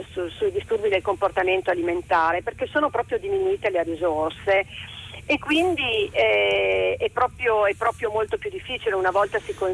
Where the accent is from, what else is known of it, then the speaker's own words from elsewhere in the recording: Turin, Piedmont, Italy; Io sono di Torino e sono un genitore coinvolto in questa, in questa tra virgolette, mm, tristissima, insomma, tristissima esperienza